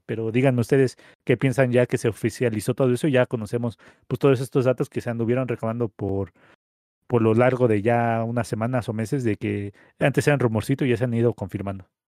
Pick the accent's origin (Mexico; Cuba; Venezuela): Mexico; como mexicanos